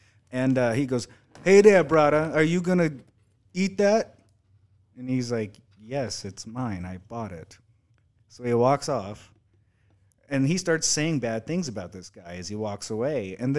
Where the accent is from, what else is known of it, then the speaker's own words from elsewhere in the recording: the South, United States; I'm from the South.